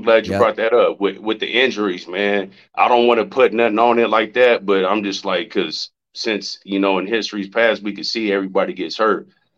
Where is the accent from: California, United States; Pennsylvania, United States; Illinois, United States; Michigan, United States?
California, United States; San Bernardino; I'm from San Bernardino